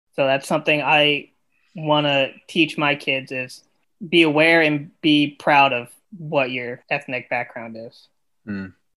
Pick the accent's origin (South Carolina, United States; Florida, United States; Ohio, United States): Ohio, United States; Central; also born or lived in India / Indiana; I grew up in the Midwest, Ohio, Central Ohio, I grew up there most of my life